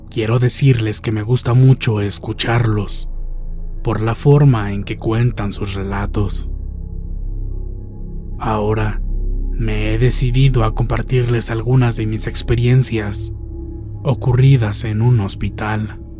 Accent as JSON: {"language": "Spanish", "town": "Monterrey", "region": "Nuevo León", "country": "Mexico", "tie": "born or raised there", "said": "en la ciudad de Monterrey, Nuevo León, lugar de donde soy originaria."}